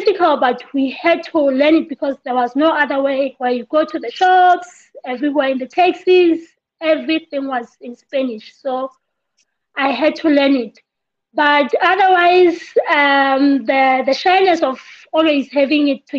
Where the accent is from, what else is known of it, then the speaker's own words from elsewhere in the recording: Lesotho; also born or lived in Cuba / Ireland; I'm from Lesotho